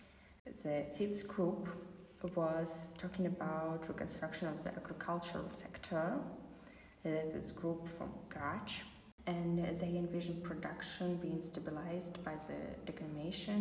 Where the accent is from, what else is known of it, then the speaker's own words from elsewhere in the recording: Ukraine; now in Germany; I'm from Ukraine. Currently, I'm studying in Germany.